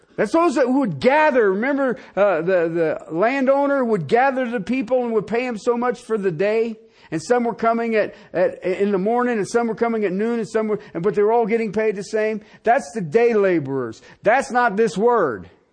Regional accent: United States; as an American

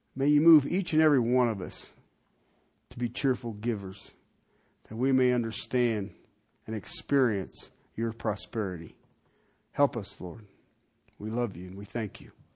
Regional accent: Colorado, United States; I'm from in Colorado

